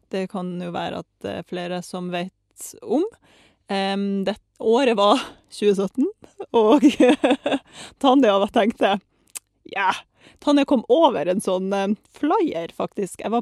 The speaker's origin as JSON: {"language": "Norwegian", "region": "Saint Petersburg", "country": "Russia", "tie": "born or raised there", "lives_now": "Norway", "said": "Um, altså født og delvis oppvokst i Russland. Født i St. Petersburg og liksom vokst opp der."}